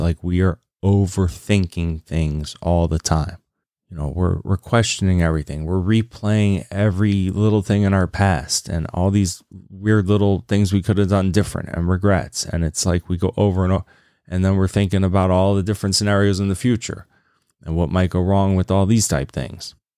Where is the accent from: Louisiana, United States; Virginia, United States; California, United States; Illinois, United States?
Virginia, United States; Lynchburg; I grew up in Virginia in Lynchburg, Virginia